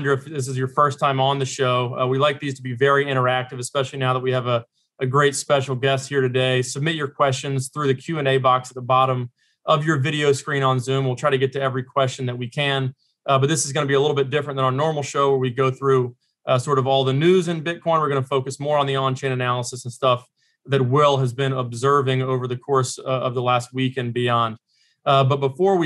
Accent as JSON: {"language": "English", "region": "North Carolina", "country": "United States", "said": "I'm from North Carolina as well"}